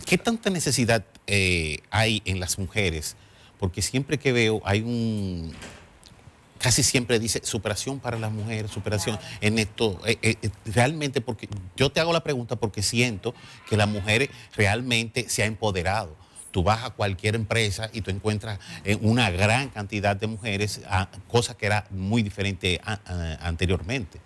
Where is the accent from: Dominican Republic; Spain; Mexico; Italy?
Dominican Republic; nosotros los dominicanos